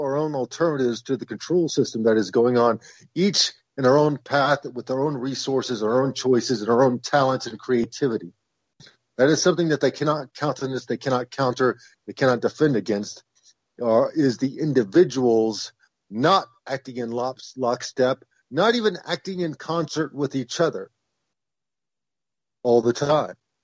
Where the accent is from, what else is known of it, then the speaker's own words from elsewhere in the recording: Oklahoma, United States; I'm from Oklahoma